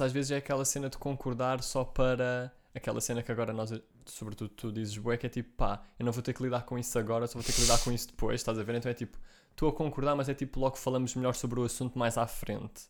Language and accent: Portuguese; Portugal; eu sou português